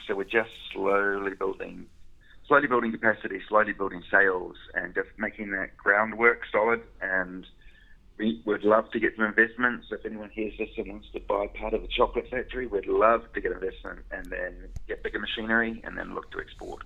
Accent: New Zealand; moved away as an adult; now in Glasgow, United Kingdom; I'm from New Zealand

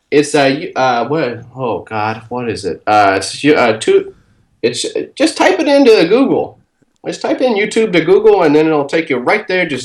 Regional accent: Brooklyn, New York, United States; I'm from Brooklyn.

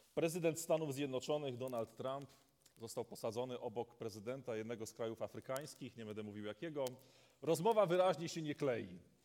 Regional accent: Polish coast, Poland; now in Wodzisław Śląski, Poland; Ja pochodzę z nadmorza

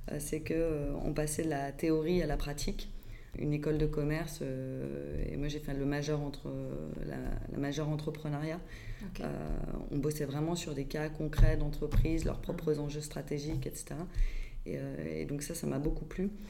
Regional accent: Paris, Île-de-France, France; born there; Euh, je suis née à Paris, euh, mais je suis de maman euh, lyonnaise qui a grandi à Tassin euh, et d'un père normand et j'ai baroudé un petit peu partout dans le monde

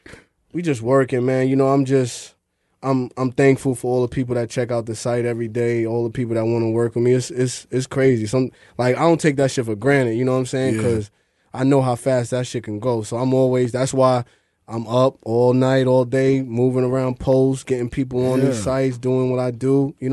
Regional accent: Long Island, New York, United States; now in Brooklyn, United States; I'm from Long Island, but I be in Brooklyn.

